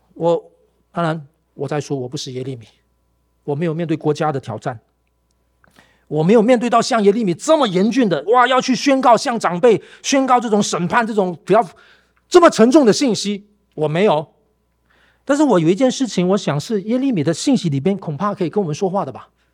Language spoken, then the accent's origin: Chinese; Malaysia; now in Taiwan; 我在我家乡马来西亚的那个